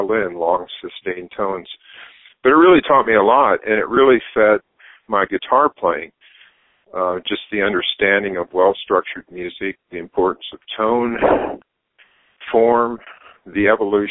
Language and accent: English; Brookings, South Dakota, United States; moved away as an adult; I was born in South Dakota, Brookings, South Dakota, but I grew up on a farm near there. Until I went off to college